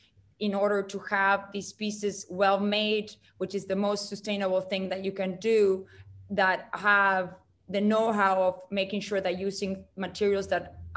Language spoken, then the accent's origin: English; Uruguay; moved away; I grew up in South America